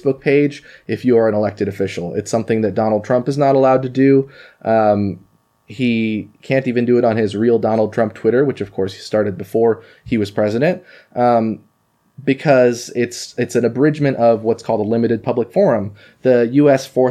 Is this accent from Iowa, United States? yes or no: no; Eugene, Oregon, United States; also born or lived in Japan; growing up in North Eugene.